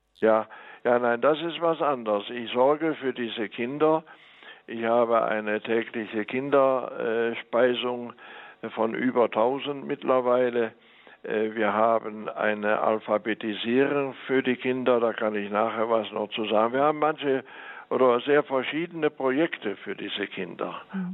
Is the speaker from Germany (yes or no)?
yes; Mönchengladbach, North Rhine-Westphalia, Germany; moved away as an adult; now in La Paz, Bolivia; Auf dem Böckelberg in Mönchengladbach bin ich groß geworden und äh, das ist also meine Heimat